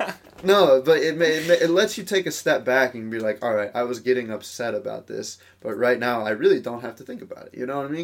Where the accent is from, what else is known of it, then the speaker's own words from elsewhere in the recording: United States; we grew up in America